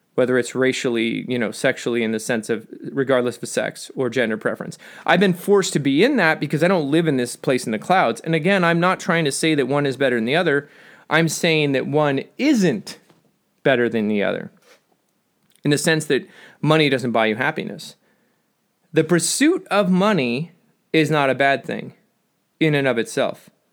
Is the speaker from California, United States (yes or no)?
yes; Southern California, United States; I'm from Southern California